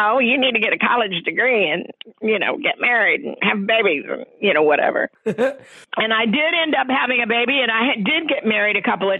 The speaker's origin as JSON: {"language": "English", "town": "Dallas", "region": "Texas", "country": "United States", "tie": "born or raised there", "also_born_or_lived": "New York", "moved": "yes", "lives_now": "Malibu, United States", "said": "I grew up in Dallas"}